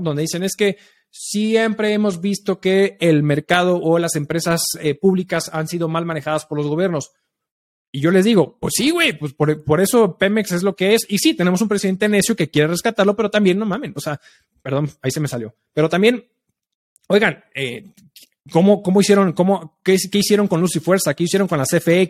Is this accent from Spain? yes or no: no; Mexico; somos nosotros los mexicanos